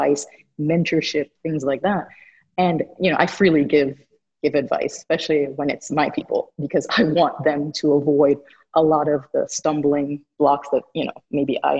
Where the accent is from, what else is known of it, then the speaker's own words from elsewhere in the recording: Jamaica; also born or lived in Miami; I'm also Jamaican and from a multi-ethnic background